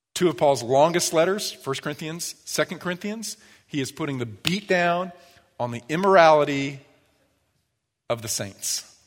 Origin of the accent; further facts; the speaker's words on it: United States; I was born into this country